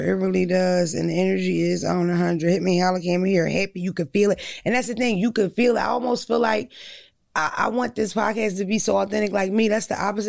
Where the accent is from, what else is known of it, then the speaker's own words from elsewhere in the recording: Philadelphia, Pennsylvania, United States; I'm definitely from Philadelphia.